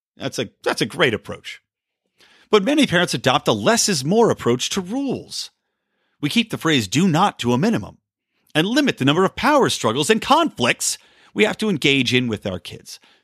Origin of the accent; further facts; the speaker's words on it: East Coast, United States; Growing up on the East Coast